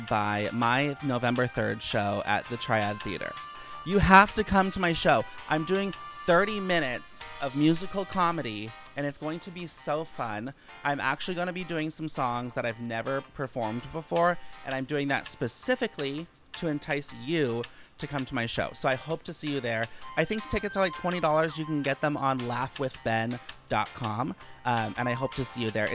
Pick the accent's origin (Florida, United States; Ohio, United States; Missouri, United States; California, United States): California, United States; outside of San Francisco; moved away; I grew up like 50 minutes outside of San Francisco